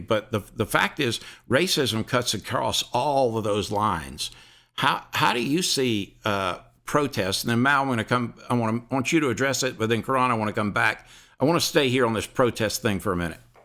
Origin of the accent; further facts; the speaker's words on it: Deep South, United States; I'm from the Deep South